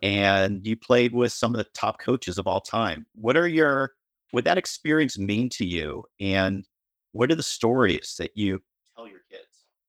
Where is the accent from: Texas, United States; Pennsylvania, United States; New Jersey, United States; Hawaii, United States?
Pennsylvania, United States; Philadelphia; I am from the from Philadelphia, Pennsylvania.